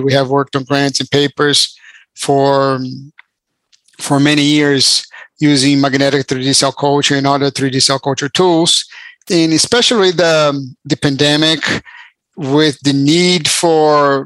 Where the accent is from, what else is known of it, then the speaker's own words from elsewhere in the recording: Brazil; moved away as an adult; now in United States; I'm actually from Brazil. I moved to the US when I was 18 to go to college.